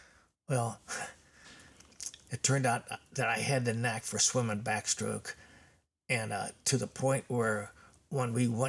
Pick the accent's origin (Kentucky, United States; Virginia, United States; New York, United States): Kentucky, United States; Covington; Yeah, I was born in Covington, Kentucky in 1943.